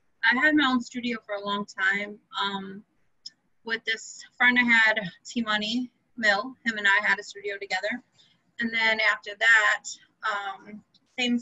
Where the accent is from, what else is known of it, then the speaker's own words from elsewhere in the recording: Milwaukee, Wisconsin, United States; born and raised outside Milwaukee. Been here my whole life.